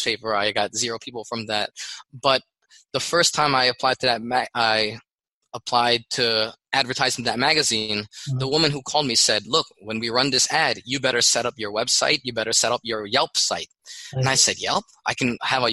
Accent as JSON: {"language": "English", "country": "Philippines", "moved": "yes", "lives_now": "United States", "said": "I'm Filipino living in America"}